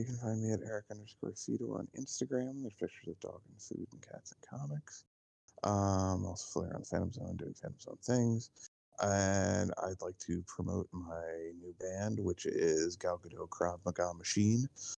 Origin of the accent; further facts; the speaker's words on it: United States; because I am an American, and we don't care.